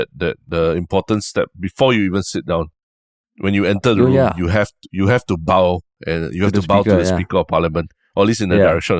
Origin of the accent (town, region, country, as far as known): Singapore